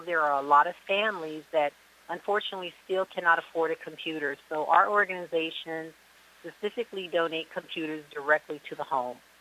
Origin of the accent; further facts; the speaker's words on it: Seattle, Washington, United States; now in Miami, United States; I'm originally from Seattle, Washington, and I am now reside in the Miami area, beautiful South Florida